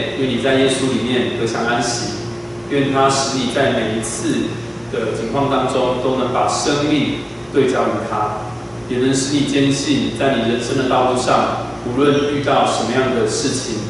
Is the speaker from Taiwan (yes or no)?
yes; Yilan County, Taiwan; moved away as an adult; also born or lived in Taipei; 我那时候一个人从宜兰老家来到台北读书，啊，从一个乡下来到这么繁华的大都市